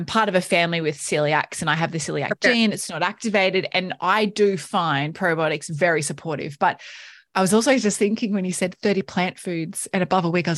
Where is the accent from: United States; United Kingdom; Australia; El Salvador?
Australia; we're like Aussie, like growing up Aussie adults